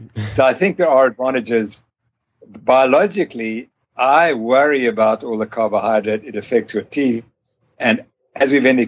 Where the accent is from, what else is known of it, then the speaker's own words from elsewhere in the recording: Zimbabwe; also born or lived in South Africa; I'm from Zimbabwe